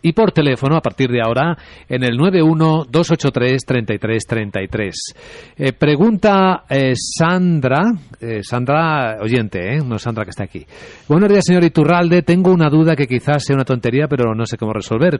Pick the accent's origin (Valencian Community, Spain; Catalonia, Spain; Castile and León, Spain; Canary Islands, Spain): Castile and León, Spain; Ávila; moved away; en mi pueblo, en Ávila